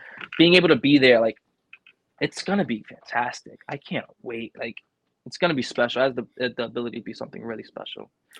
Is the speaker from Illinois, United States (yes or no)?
no; New York, United States; accent: thick New York; I have my thick ass New York accent when I say coffee and all that shit. I'm a New Yorker.